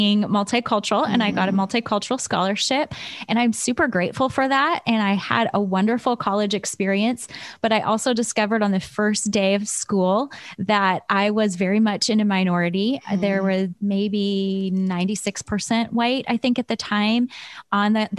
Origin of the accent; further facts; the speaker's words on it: Chicago, Illinois, United States; also born or lived in Michigan; now in California, United States; I grew up in Chicago in the south side of the city